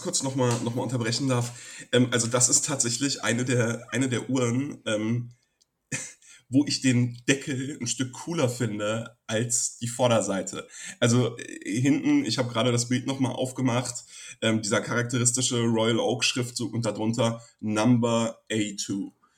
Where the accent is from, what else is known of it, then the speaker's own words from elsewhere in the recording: Frankfurt, Hesse, Germany; Ich als Frankfurter, der ja ähm, sogar im gleichen Stadtteil groß geworden ist